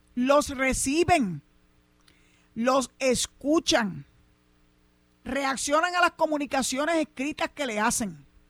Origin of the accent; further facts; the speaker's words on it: Cabo Rojo, Puerto Rico; aquí en mi pueblo de Cabo Rojo